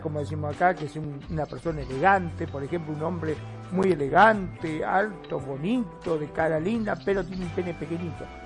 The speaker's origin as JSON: {"language": "Spanish", "country": "Argentina", "said": "acá en mi país, en Argentina"}